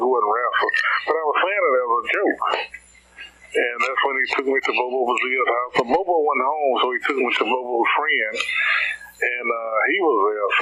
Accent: Coldwater, Mississippi, United States; also born or lived in Senatobia, Mississippi / Florida / London; I was born in Senatobia, and I grew up in Coldwater

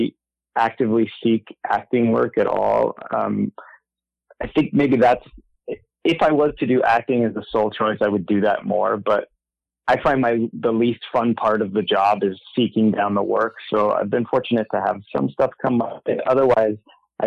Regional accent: Southern California, United States; I grew up in Southern California

